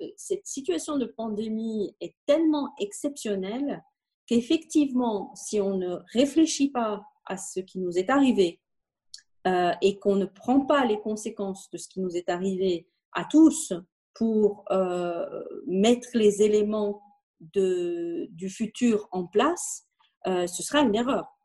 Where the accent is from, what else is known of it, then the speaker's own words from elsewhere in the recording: Belgium; now in Morocco; nous sommes belges